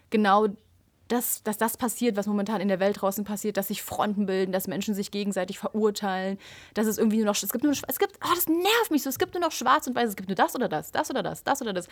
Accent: Switzerland; also born or lived in Zurich; bei uns in der Schweiz ist es ja andersrum.

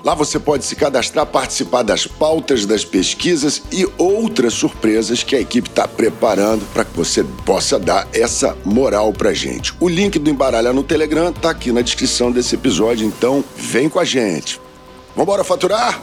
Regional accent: Mogi das Cruzes, São Paulo, Brazil; quando eu nasci ela era menor ainda. Mogi das Cruzes, a última estação de trem do subúrbio lá de São Paulo.

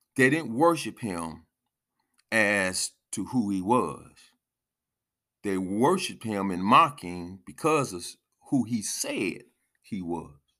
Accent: United States; we as American, um, ancest-, ancestors of those who had to go through the time of being whipped

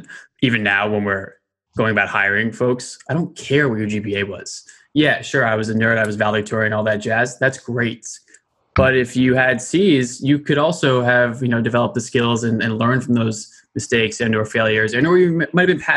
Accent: Westchester, New York, United States; I grew up in Westchester, New York.

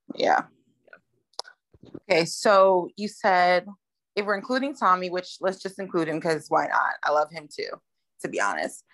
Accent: United States; I'm American.

